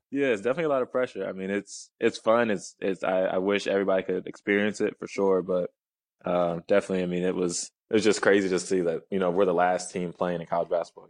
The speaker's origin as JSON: {"language": "English", "town": "Nashville", "region": "Tennessee", "country": "United States", "moved": "yes", "said": "I'm from Nashville"}